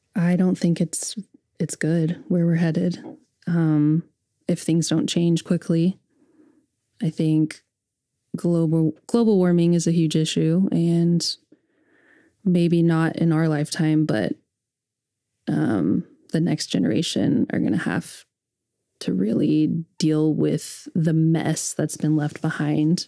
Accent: Edmond, Oklahoma, United States; growing up in Edmond, Oklahoma

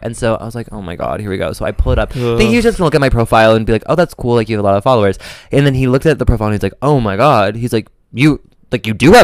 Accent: Midwest, United States; I'm from the Midwest

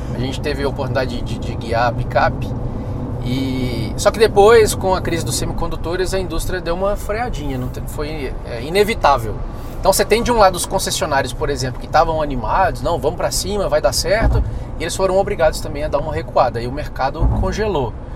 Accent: Minas Gerais, Brazil; moved away as an adult; now in Brasília, Brazil; eu sou mineiro

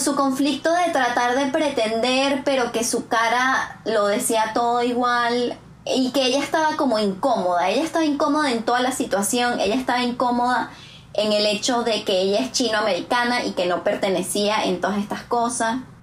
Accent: Venezuela; moved away as an adult; now in Canada; todas las veces que he ido a Venezuela en los cuatro cortos años que llevo en Canadá

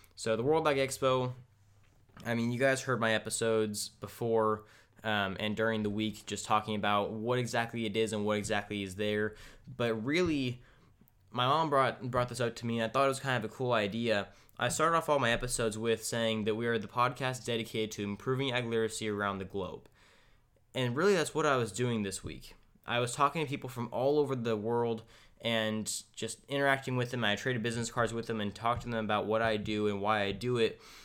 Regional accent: California, United States; we're, we're from California

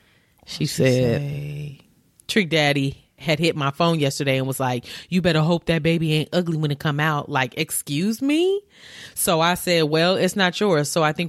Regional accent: Baltimore, Maryland, United States; But that's my child. I don't care where you are from. I'm from Baltimore.

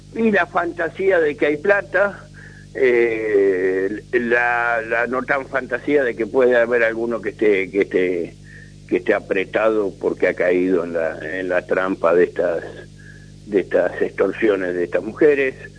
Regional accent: Buenos Aires, Argentina; moved away; yo nací en Buenos Aires, me crié en Buenos Aires

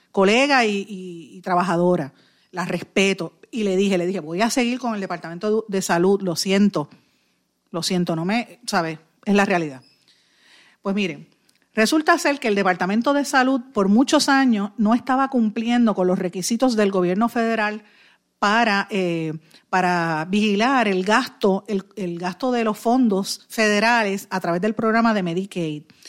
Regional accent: Puerto Rico; somos nosotros los puertorriqueños

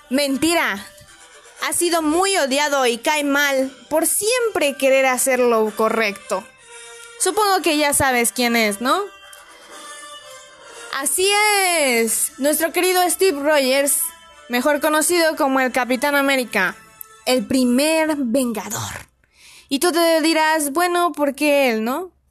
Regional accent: Mexico; Una que considero que es muy importante para nosotros como diplomáticos mexicanos

